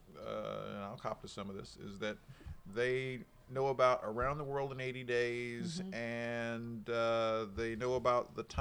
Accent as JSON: {"language": "English", "town": "Indianapolis", "region": "Indiana", "country": "United States", "said": "Center Township, Indianapolis, Indiana. I'm from there."}